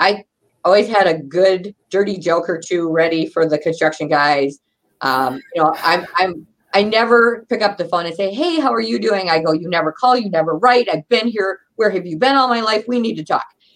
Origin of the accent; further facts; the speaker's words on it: Wisconsin, United States; We're from Wisconsin